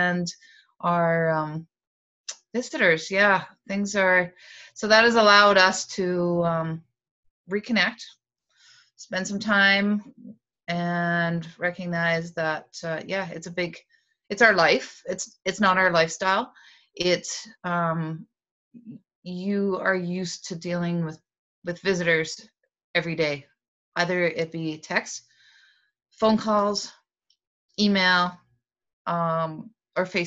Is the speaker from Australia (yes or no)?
no; Yukon, Canada; also born or lived in Northwest Territories; I'm a lifelong Yukoner. I'm originally from Northwest Territories